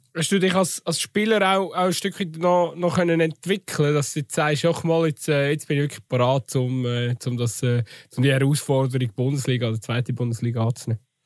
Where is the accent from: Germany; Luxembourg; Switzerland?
Switzerland; bei uns in der Schweiz